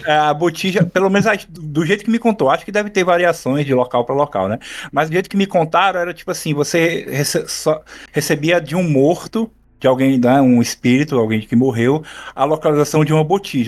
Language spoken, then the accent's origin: Portuguese; Ceará, Brazil; eu, na minha infância, aqui no Ceará, nos anos 80